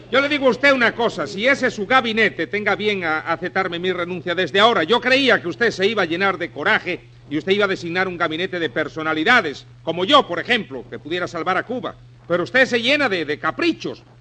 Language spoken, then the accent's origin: Spanish; Spain; no, yo soy español, yo no, yo no me meto